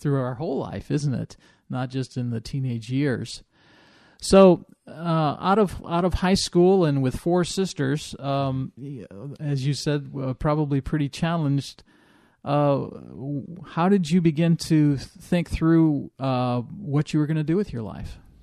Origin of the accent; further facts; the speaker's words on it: Illinois, United States; moved away; I grew up in Illinois, right on the Iowa border